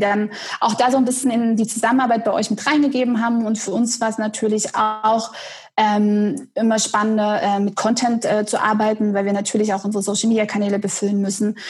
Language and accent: German; Dresden, Saxony, Germany; now in Detmold, Germany; ich bin geboren in Dresden